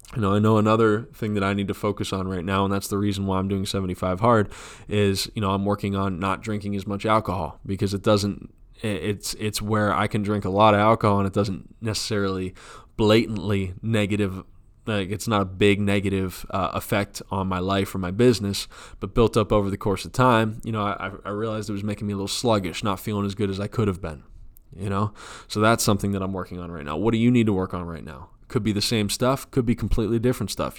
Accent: United States

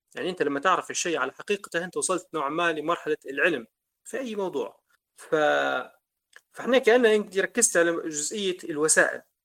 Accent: Libya; إحنا ليبيين

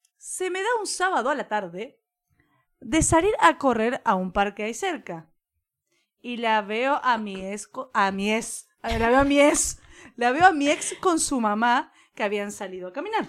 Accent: Argentina; que somos Argentina

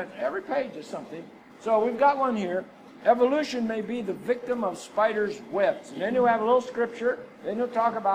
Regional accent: Texas, United States; We are from Texas.

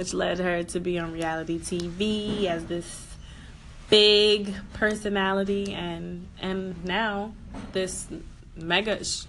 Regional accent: Yonkers, New York, United States; I'm from Yonkers

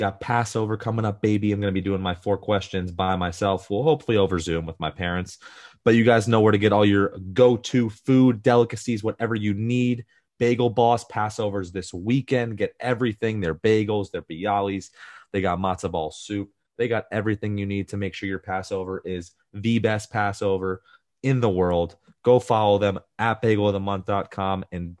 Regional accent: Coral Springs, Florida, United States; also born or lived in Parkland, Florida; Like I'm from Florida and people up north, like I'm probably like 25 minutes, 30 minutes outside downtown Miami, but nobody knows a little town called Coral Springs. So I'm like, oh, I'm from Miami.

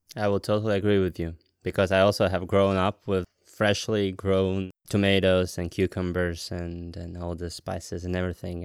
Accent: Latvia; now in Denmark; I'm originally from Latvia

